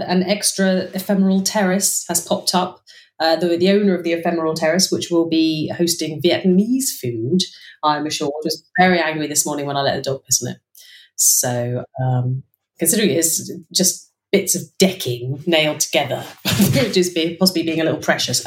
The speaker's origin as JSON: {"language": "English", "town": "Southampton", "region": "South East England", "country": "United Kingdom", "tie": "born or raised there", "moved": "yes", "lives_now": "Paris, France", "said": "going to Southampton where I went to school"}